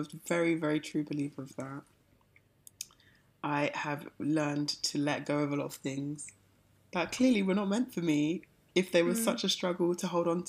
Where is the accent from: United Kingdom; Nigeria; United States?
United Kingdom; I'm British.